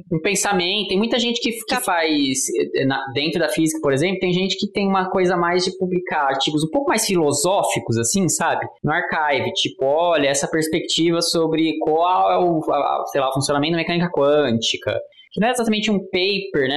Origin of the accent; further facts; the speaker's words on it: Brazil; sendo brasileiro